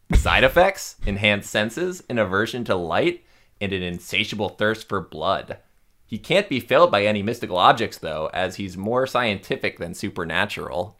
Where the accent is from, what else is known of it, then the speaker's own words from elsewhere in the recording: Florida, United States; I'm from Florida